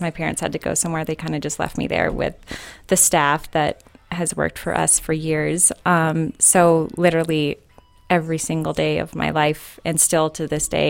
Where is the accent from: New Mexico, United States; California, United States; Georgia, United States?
New Mexico, United States; Albuquerque; I am a restaurant girl, born and raised in Albuquerque.